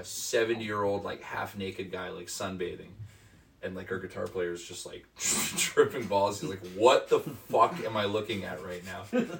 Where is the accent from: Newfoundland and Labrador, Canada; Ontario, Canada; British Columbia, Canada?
Ontario, Canada; we're from Ontario.